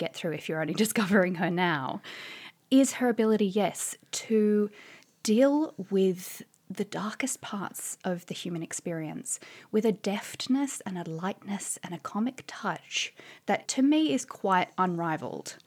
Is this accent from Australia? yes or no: yes; Australia; moved away as an adult; now in London, United Kingdom; as you can probably tell from my voice, I'm originally an Australian. But I've been living in London, uh, for about seven years